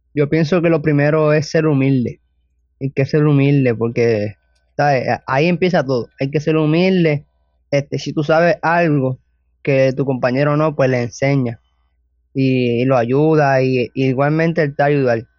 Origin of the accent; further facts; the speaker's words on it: Toa Alta, Puerto Rico; Tengo 17 años y soy de Tobalta, Puerto Rico